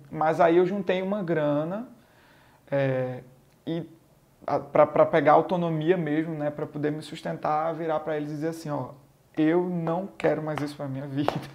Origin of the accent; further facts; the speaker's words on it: Garanhuns, Pernambuco, Brazil; eu sou pernambucano, eu sou de Garanhuns, interior de Pernambuco.